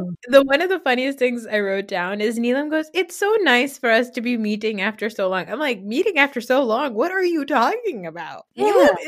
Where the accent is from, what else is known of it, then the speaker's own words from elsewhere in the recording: New Jersey, United States; And I was like, don't show me a mall. I'm from New Jersey. I don't need to see more malls.